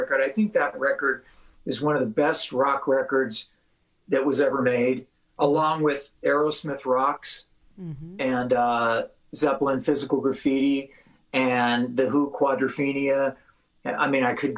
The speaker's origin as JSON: {"language": "English", "area": "San Fernando Valley", "region": "California", "country": "United States", "said": "I came from the San Fernando Valley"}